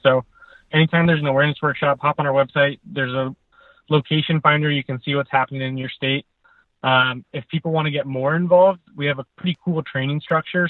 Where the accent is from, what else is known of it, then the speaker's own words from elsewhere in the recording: United States; moved away; We're from the Tahoe area originally